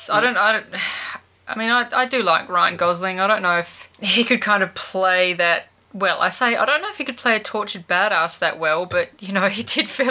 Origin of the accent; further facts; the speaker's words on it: Australia; as a fellow Australian